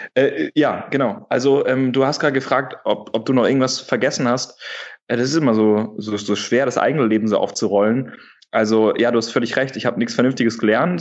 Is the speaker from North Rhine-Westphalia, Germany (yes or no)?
yes; Wuppertal, North Rhine-Westphalia, Germany; also born or lived in Hamburg; now in Berlin, Germany; ich komme gebürtig aus Wuppertal aus der Ecke, habe ähm, da einen Großteil meiner Kindheit verbracht